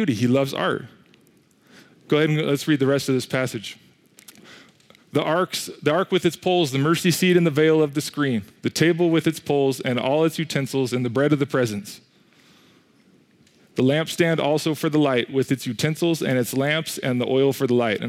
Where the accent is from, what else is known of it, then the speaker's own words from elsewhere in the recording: Coeur d'Alene, Idaho, United States; moved away; I come from Coeur d'Alene